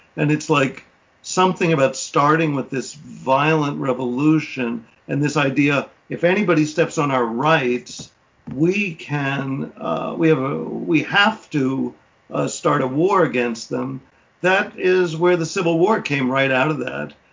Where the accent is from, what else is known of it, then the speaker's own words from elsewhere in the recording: New York, United States; as a New Yorker